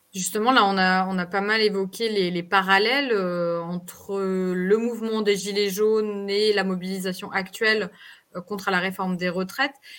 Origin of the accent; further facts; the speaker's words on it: France; moved away; nous, en tant que Français de l'étranger et Françaises de l'étranger